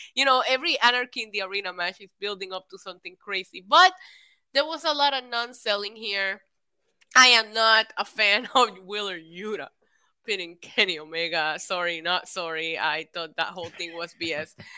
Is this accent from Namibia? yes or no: no; Puerto Rico; I grew up in Puerto Rico